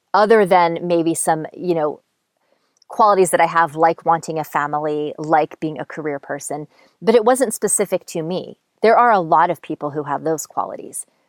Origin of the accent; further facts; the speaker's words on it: Montoursville, Pennsylvania, United States; moved away; "Montoursville," which is where I grew up. That's my hometown.